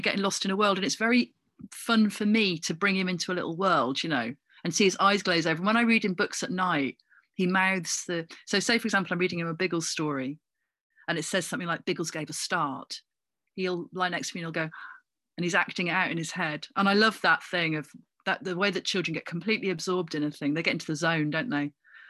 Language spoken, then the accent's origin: English; Coventry, West Midlands, United Kingdom; born there; Although I don't really feel like I've got much claim to it because I was born in Coventry.